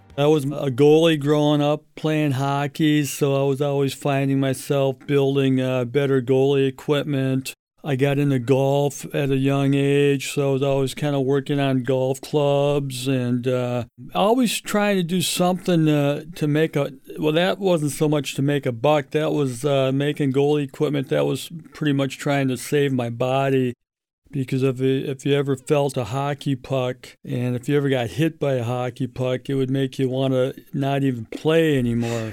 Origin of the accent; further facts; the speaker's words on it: St. Louis Park, Minnesota, United States; I grew up in St. Louis Park and uh, graduated in 77